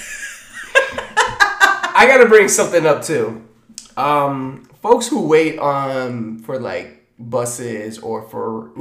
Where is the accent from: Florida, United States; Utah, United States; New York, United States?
Florida, United States; Tampa; I come from Tampa Bay